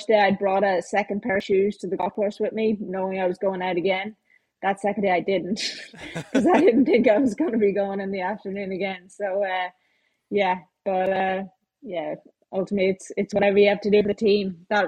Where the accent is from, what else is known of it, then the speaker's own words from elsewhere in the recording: Ireland; me being Irish